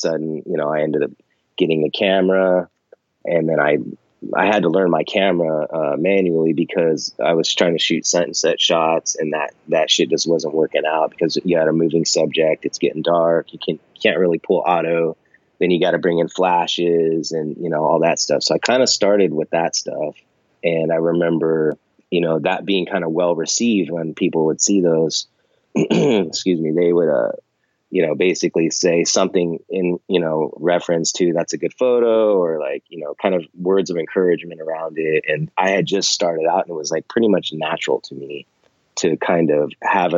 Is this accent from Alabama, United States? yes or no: no; Monterey, California, United States; now in San Francisco, United States; I grew up near Monterey, California, Central Coast, kind of. I've lived in California pretty much my whole life, up and down the coast